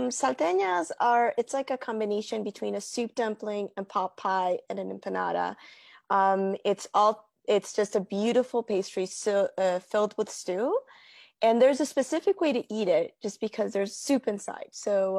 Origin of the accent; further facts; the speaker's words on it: Bolivia; now in United States; And I was just surprised of when I came from Bolivia in 1999 that there were just a couple of restaurants in Virginia